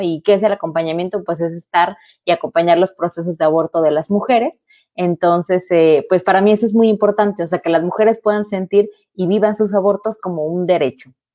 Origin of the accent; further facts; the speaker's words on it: Tabasco, Mexico; now in Nuevo León, Mexico; yo soy de Tabasco, digo, ya vivo en Nuevo León desde hace varios años